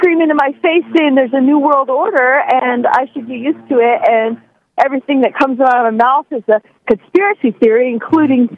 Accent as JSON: {"language": "English", "region": "Eastern Oregon", "country": "United States", "tie": "born or raised there", "said": "I was raised in Eastern Oregon."}